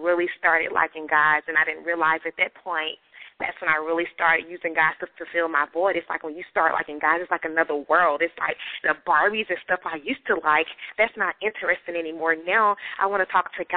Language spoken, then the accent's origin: English; Atlanta, Georgia, United States; I was born and raised in Atlanta, Georgia.